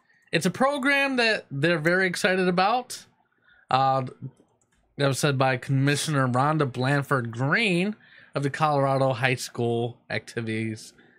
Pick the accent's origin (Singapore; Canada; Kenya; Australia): Kenya; I'm from Kenya.